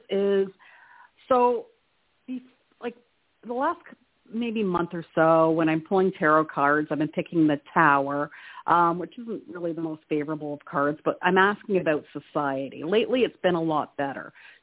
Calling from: Canada; Hi, it's … from Canada.

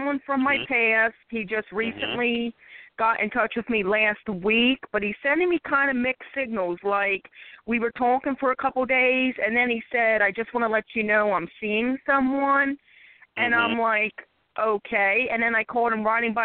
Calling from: Philadelphia, Pennsylvania, United States; I'm calling from Philadelphia, PA

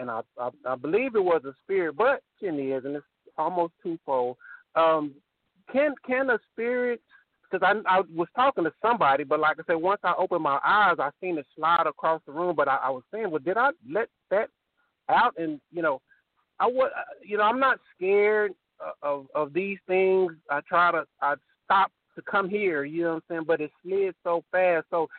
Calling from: Temple, Texas, United States; I live in Temple, in Killeen.

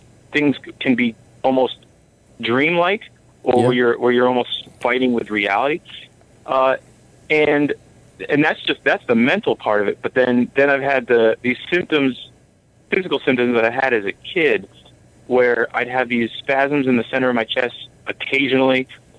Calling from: New York, United States; New York.

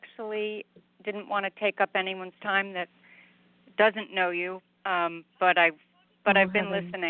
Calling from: Virginia, United States; I'm calling from Virginia.

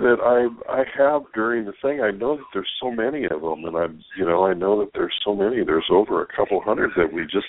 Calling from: California, United States

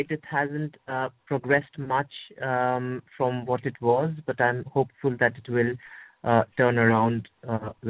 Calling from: United Kingdom; I'm calling from the United Kingdom.

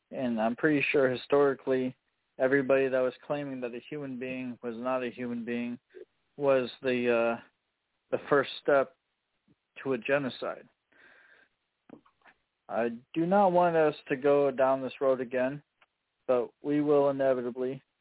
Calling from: Champaign, Illinois, United States; I'm from Champaign, Illinois.

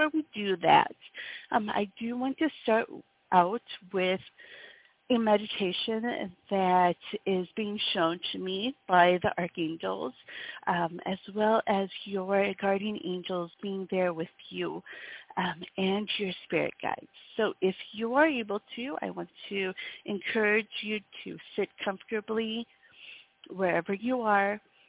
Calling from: Wisconsin, United States; I come to you from Wisconsin in the States

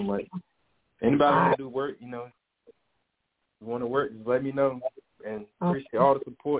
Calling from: Franklin, Virginia, United States; Yeah, I'm calling from Franklin, Virginia. You know, putting on for the 757.

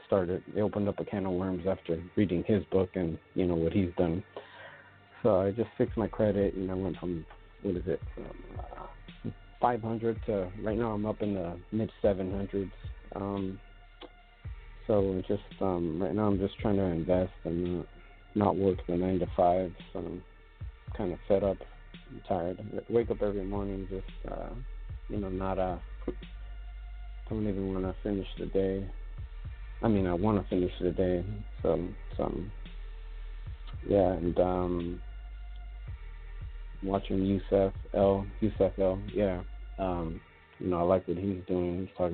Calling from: California, United States; I'm out in California.

